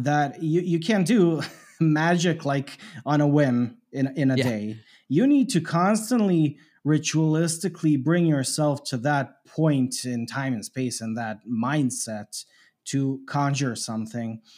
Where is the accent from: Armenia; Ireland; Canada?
Canada; I grew up in Canada.